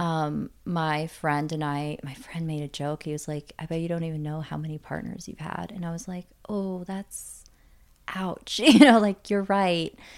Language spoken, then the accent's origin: English; Canada; moved away; I was born in Canada